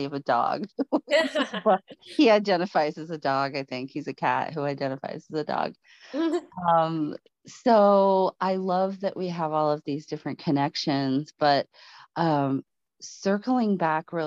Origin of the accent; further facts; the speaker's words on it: Palo Alto, California, United States; now in Colorado, United States; I grew up in Palo Alto. I grew up in Silicon Valley